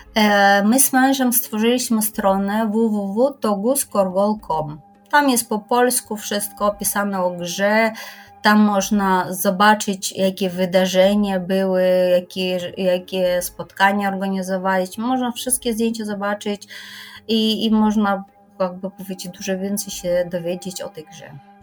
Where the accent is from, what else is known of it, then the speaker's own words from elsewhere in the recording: Kyrgyzstan; Polish is a second language; now in Poland; ja pochodzę z Kirgistanu